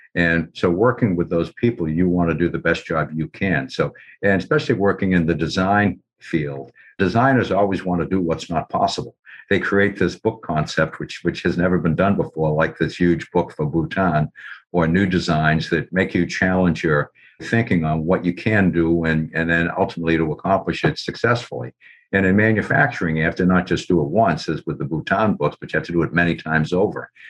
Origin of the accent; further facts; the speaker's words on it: Cambridge, Massachusetts, United States; I was born in Cambridge, as was my dad